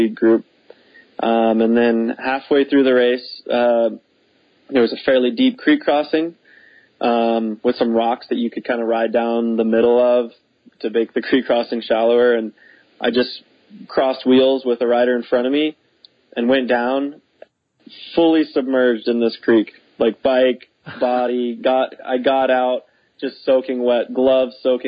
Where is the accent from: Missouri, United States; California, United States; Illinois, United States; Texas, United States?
Texas, United States; I grew up racing in Texas